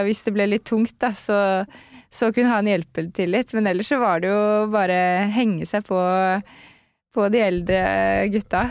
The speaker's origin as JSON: {"language": "Norwegian", "town": "Lommedalen", "region": "Akershus", "country": "Norway", "tie": "born or raised there", "also_born_or_lived": "United States", "lives_now": "Oslo, Norway", "said": "Jeg vokste opp i Lommedalen, som mm. er rett utenfor uh, Oslo"}